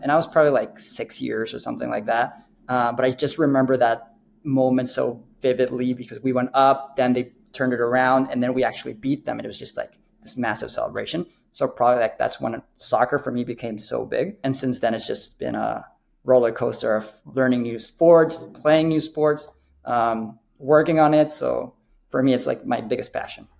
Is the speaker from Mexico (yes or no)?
yes; Mexico City, Mexico; now in United States; I'm I'm from Mexico City originate. Um, I think just that makes sports really important for us. We grew up watching soccer